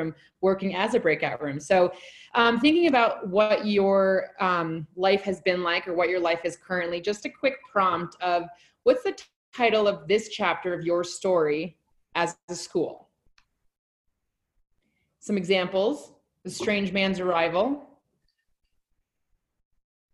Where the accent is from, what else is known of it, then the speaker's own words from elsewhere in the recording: Alaska, United States; now in Colorado, United States; I'm from Alaska originally, so I went through Washington a lot when I was growing up